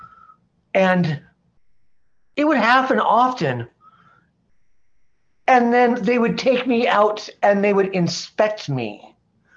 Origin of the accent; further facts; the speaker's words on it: Portland, Oregon, United States; I grew up in Portland, Oregon. I grew up in a little neighborhood called East Moreland